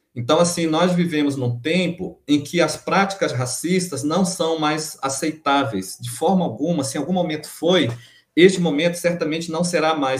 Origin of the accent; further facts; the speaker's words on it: Amapá, Brazil; moved away as an adult; also born or lived in Minas Gerais; eu voltei para minha terra, Amapá